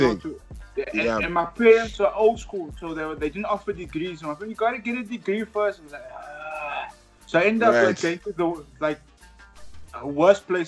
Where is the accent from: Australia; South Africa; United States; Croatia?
South Africa; Cape Town, Western Cape; I grew up in Cape Town, southern suburbs, like a place called like Grassy Park